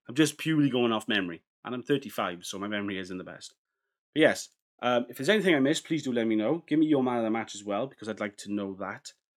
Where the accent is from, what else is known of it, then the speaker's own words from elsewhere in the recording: Wales, United Kingdom; as a Welshman